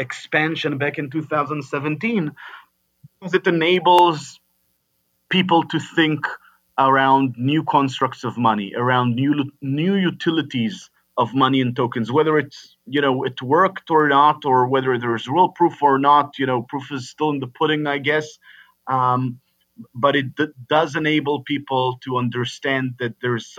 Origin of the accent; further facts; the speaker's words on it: Israel; moved away as an adult; now in United States; I come from Israel, born and raised in Israel